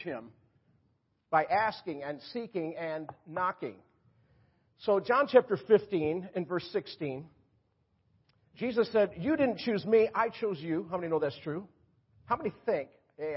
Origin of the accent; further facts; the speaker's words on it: Rochester, New York, United States; also born or lived in Florida; now in North Carolina, United States; I was up in my hometown, Rochester, New York